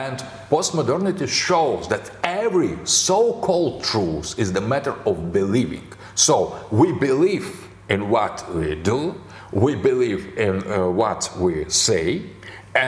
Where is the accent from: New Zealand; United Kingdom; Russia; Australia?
Russia; we in Russia